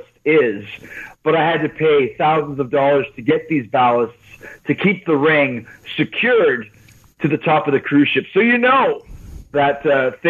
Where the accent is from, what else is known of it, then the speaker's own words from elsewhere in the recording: Winnipeg, Manitoba, Canada; when I was a kid, growing up in Winnipeg, Manitoba